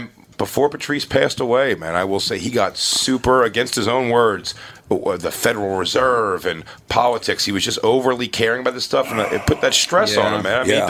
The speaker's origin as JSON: {"language": "English", "town": "Philadelphia", "region": "Pennsylvania", "country": "United States", "accent": "Philly", "said": "That's why I try to get rid of my Philly accent with the word water."}